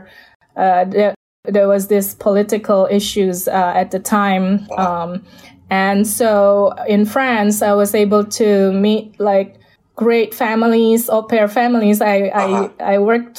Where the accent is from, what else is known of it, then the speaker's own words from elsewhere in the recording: Jakarta, Indonesia; English is a second language; moved away; I was born in Jakarta